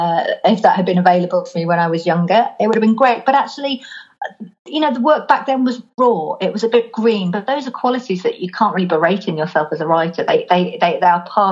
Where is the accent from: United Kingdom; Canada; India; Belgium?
United Kingdom; Lake District, North West England; now in Norwich, United Kingdom; I was brought up in the Lake District in the north of England, which is a very beautiful, very wild place.